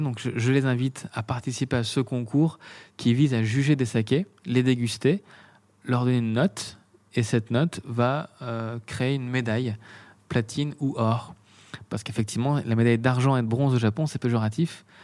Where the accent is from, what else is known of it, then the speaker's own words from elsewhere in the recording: Beaune, Bourgogne-Franche-Comté, France; also born or lived in Meursault / Paris; Je suis né à Beaune